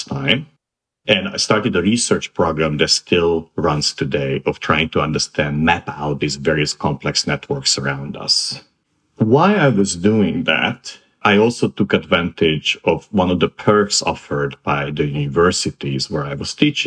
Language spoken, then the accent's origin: English; Transylvania, Romania; moved away as an adult; also born or lived in Bucharest, Romania / Boston / New York; I grew up in Transylvania